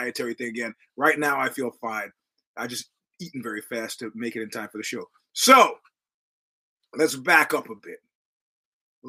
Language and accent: English; United States; I'm an American